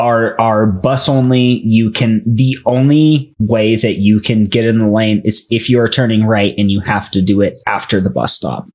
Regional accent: United States; us as five American dipshits

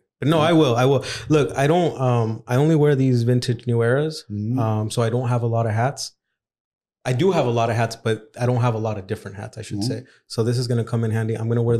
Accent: Zacatecas, Mexico; we're from Zacatecas

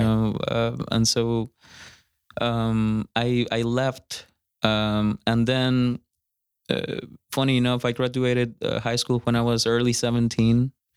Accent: Costa Rica; moved away as an adult; now in Fort Worth, United States; I'm from Costa Rica. I've been here, uh, five years.

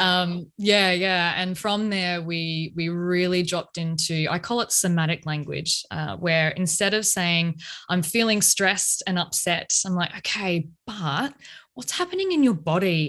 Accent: Australia; accent: Australian; now in Melbourne, Australia; you may tell by my accent that I am in Australia. I'm way down the bottom in A I B, scorching hot Melbourne right now

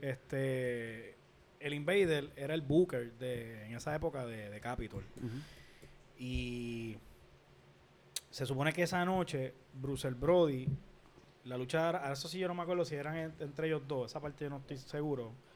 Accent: Puerto Rico

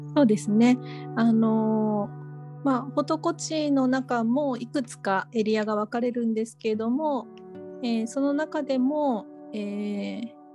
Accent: Kyushu, Japan; 私はあの、九州の出身なんですけれども

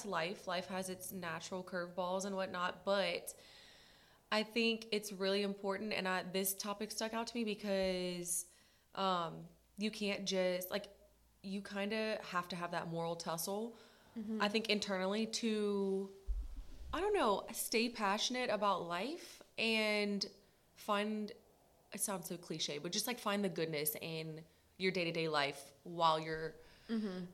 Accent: Lafayette, Louisiana, United States; also born or lived in St. Augustine, Florida / Billings, Montana; I was born and raised here in Lafayette, Louisiana

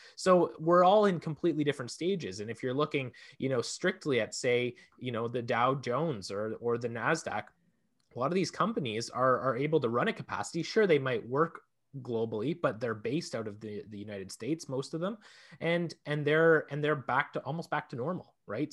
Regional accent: Canada; also born or lived in Ontario

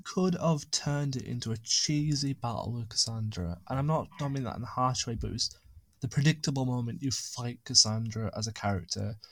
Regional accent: United Kingdom; also born or lived in Lake District; being British

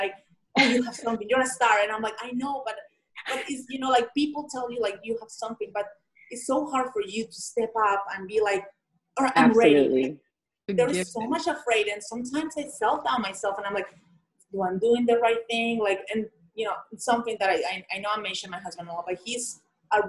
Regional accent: Colombia; English is a second language; moved away as an adult; I'm from Colombia.

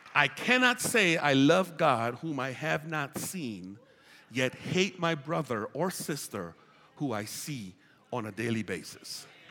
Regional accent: United States; I'm an American

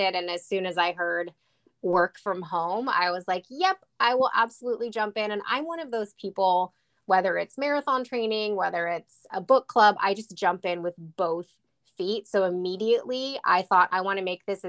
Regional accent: Portland, Oregon, United States; I am from Portland, Oregon, born and raised, and we are still here raising our boys

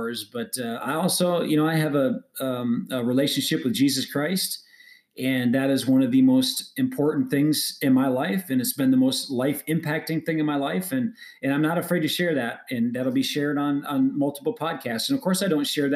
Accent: Wisconsin, United States; moved away as an adult; now in Phoenix, United States; I live in Phoenix, Arizona, born and raised in Great Wisconsin. So I'm a Midwestern guy. I lived there for 38 years

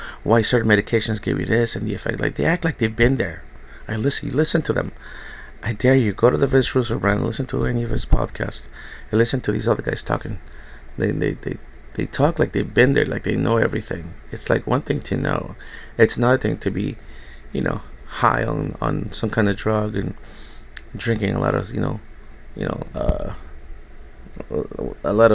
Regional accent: New York City, New York, United States; I was raised in New York. I grew up in the Bronx

